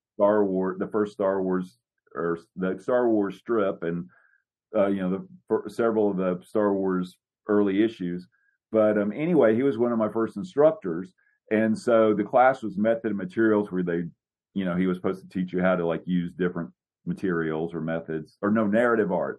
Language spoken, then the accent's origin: English; Louisiana, United States; moved away; I'm from Louisiana originally, so I was going to college there.